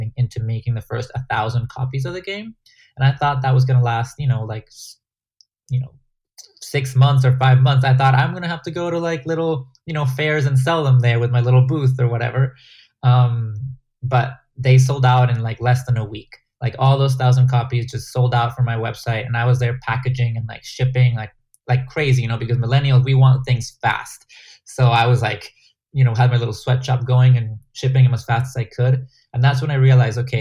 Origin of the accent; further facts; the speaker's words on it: Guatemala; English is a second language; moved away; game that I grew up in playing in Guatemala